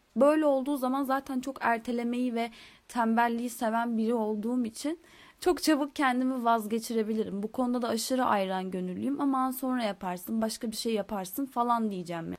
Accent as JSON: {"language": "Turkish", "region": "Istanbul", "country": "Turkey", "tie": "born or raised there", "also_born_or_lived": "Izmir", "said": "ben İstanbul'da doğdum. Daha sonra biz İstanbul'dan İzmir'e taşındık."}